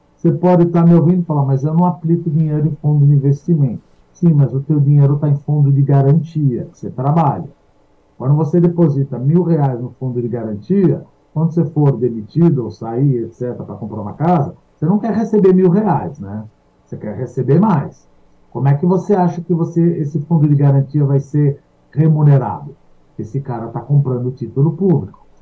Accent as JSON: {"language": "Portuguese", "country": "Brazil", "said": "nós somos brasileiros"}